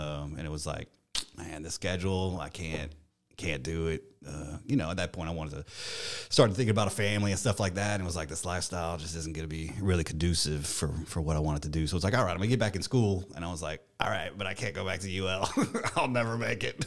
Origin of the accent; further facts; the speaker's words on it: Eunice, Louisiana, United States; I was born in Eunice, um, and actually my family's from there.